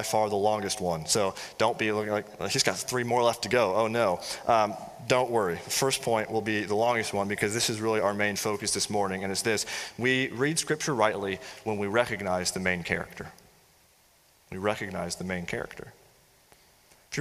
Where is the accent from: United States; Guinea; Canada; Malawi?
United States; I'm associating myself as an American